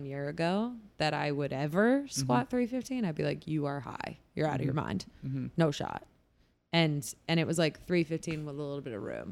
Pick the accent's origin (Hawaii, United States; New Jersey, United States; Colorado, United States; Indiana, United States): New Jersey, United States; born or raised there; moved away as an adult; now in Boston, United States